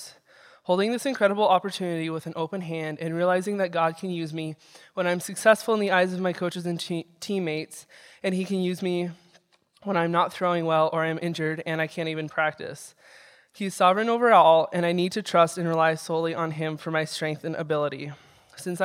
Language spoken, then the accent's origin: English; Belgrade, Montana, United States; I grew up in Belgrade and attended Belgrade Public School for the first few years of my education.